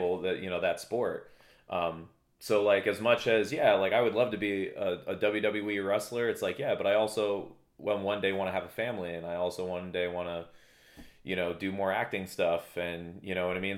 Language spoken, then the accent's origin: English; Danielsville, Pennsylvania, United States; also born or lived in Walnutport, Pennsylvania / Bethlehem, Pennsylvania / Allentown, Pennsylvania / Emmaus, Pennsylvania; now in Poconos, United States; My hometown would be considered, uh, Lehigh Township, Pennsylvania. Um, specifically Danielsville, Walnut Port area